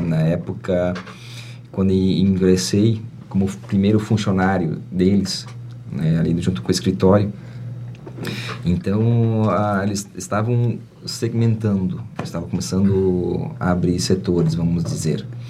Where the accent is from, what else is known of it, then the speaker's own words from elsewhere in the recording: Presidente Getúlio, Santa Catarina, Brazil; me criei praticamente no Ribeirão Uru, uma localidade aqui próxima